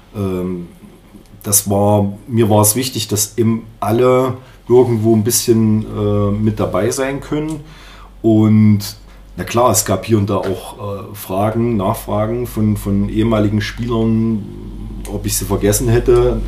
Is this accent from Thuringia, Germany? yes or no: yes; Jena, Thuringia, Germany; also born or lived in Erfurt; ich bin in Jena geboren